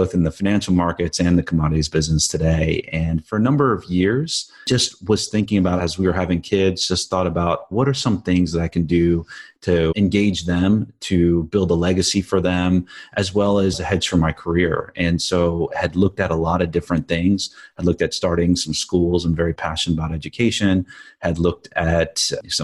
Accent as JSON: {"language": "English", "region": "New Jersey", "country": "United States", "tie": "born or raised there", "said": "I grew up in the East Coast in New Jersey"}